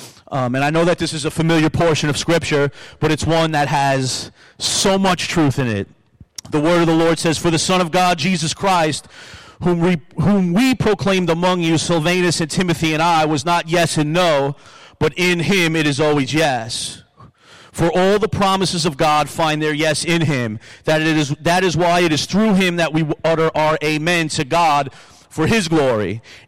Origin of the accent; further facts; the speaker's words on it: Long Island, New York, United States; now in Buffalo, United States; I came to Buffalo from Long Island, but I love Buffalo.